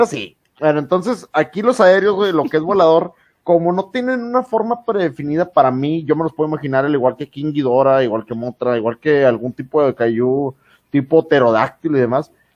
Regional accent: Mexico; nosotros sabemos como mexicanos

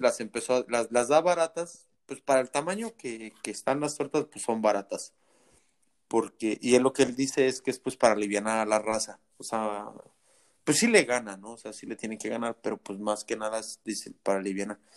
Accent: Mexico; moved away as an adult; now in United States; yo me vine de México

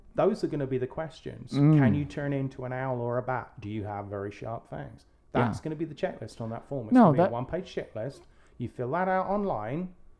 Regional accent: Texas, United States; we're from Texas, we live in Texas

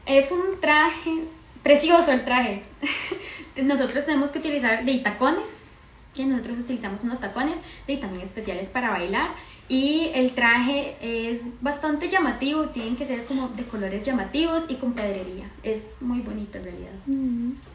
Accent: San José, Costa Rica; also born or lived in San Juan; yo nací sí, aquí en San José

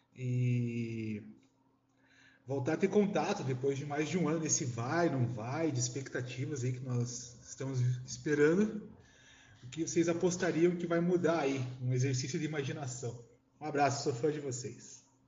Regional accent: Curitiba, Paraná, Brazil; sou de Curitiba

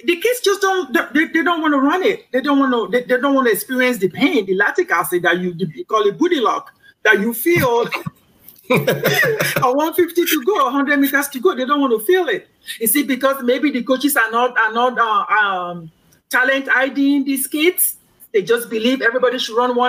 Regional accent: Kogi, Nigeria; my home state, Kogi

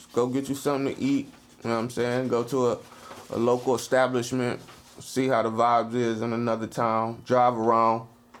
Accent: Ohio, United States; I'm from Ohio. I never really knew it was mountains.

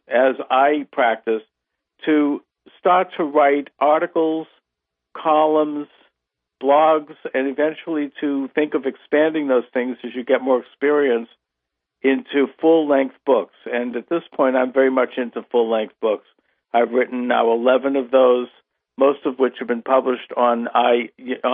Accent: United States; I've been given the great gift of being born in this country

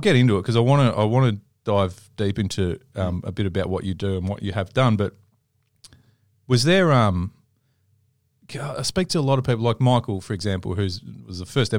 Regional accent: Melbourne, Victoria, Australia; And even, you know, born and raised in Melbourne, but, and, you know, it's there's arguments about, you know, is it the best place in the world?

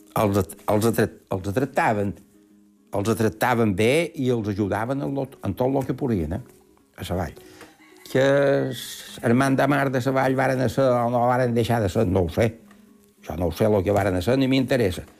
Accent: Ses Salines, Balearic Islands, Spain; Jo el meu poble és Salines

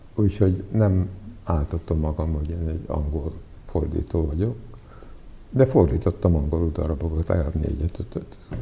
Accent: Hungary; first language Serbian; Hungarian is a second language; also born or lived in Prague, Czechia; így kezdődött az én magyar nyelvtanulásom, hogy fociztunk az utcán

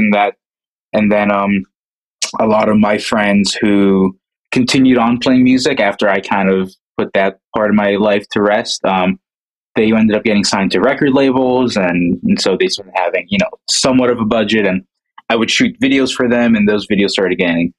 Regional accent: New Jersey, United States; I'm from New Jersey. I work mostly in New York

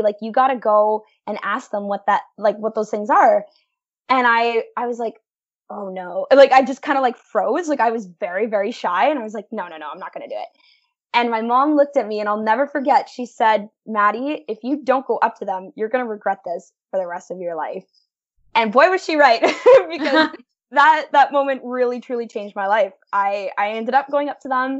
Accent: Welland, Ontario, Canada; I'm from Welland, Ontario. So we're, like, located right in the heart of the Niagara region

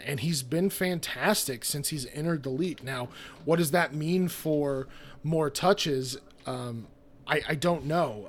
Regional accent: Fort Collins, Colorado, United States; now in St. Louis, United States; I grew up in Colorado. Um, I was raised in Fort Collins, Colorado, so kinda, I mean, I'm, I'm a Colorado guy through and through

